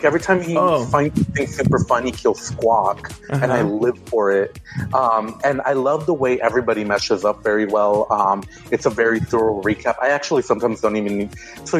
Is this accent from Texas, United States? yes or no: yes; San Antonio, Texas, United States; also born or lived in Houston; my hometown, San Antonio